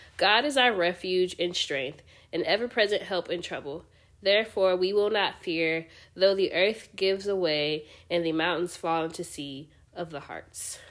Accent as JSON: {"language": "English", "country": "United States", "said": "as your American friends"}